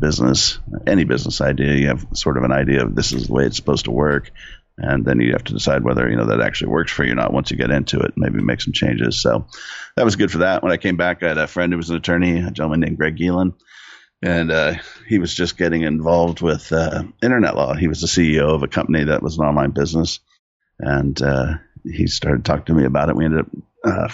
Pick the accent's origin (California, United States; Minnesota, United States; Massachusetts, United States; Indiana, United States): California, United States; Southern; I grew up in Southern California. I still live there now. I'm in San Diego